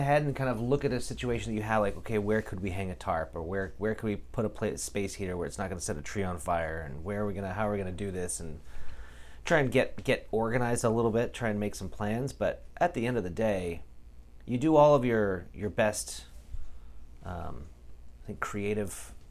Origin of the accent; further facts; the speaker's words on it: Pacific Northwest, United States; Growing up in the Northwest, this is always a problem.